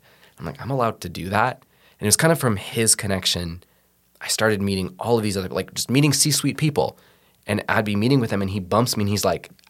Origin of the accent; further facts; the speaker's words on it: West Coast, United States; I'm also from the West Coast and I love the mountains.